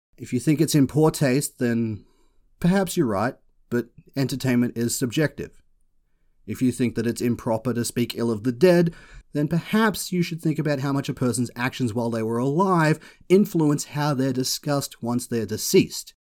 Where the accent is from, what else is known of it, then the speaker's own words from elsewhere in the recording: Australia; I am Australian